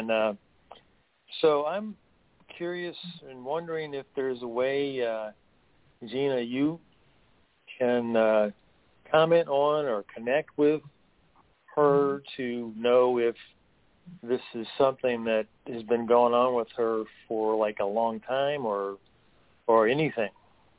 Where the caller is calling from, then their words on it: North Carolina, United States; Yes, hello. … I'm in the Blue Ridge Mountains of North Carolina.